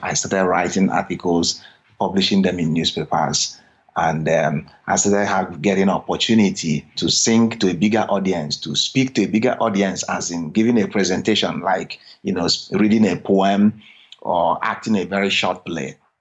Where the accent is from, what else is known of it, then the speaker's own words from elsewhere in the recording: Nigeria; moved away as an adult; now in United States; growing up in Nigeria, I had always had the dream of coming to America